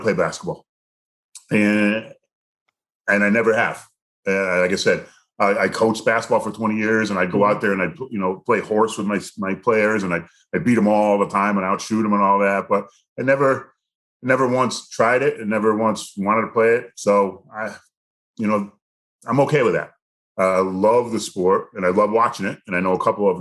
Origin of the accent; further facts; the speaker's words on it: Connecticut, United States; I'm from Connecticut, about 2.5 hours away